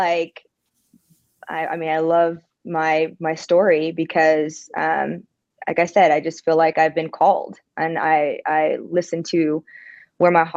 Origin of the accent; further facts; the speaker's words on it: California, United States; moved away as an adult; now in Birmingham, United States; I definitely have love for my home state, my hometown. I think that I was very privileged in that sense of just having beautiful beaches